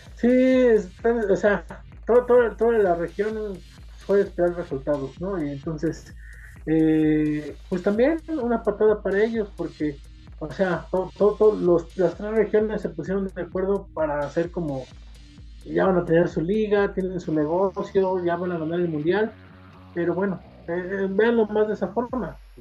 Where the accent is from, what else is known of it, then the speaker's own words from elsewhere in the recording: Mexico; como el mexicano necesita más símbolos